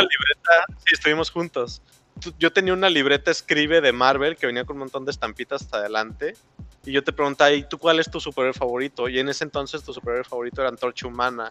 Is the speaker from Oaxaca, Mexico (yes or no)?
no; Mexico City, Mexico; moved away; yo allá, yo soy chilango